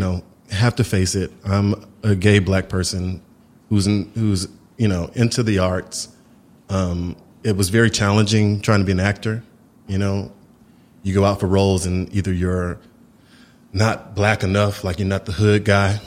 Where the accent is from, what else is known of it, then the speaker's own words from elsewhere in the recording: Houston, Texas, United States; My family were from Houston, Texas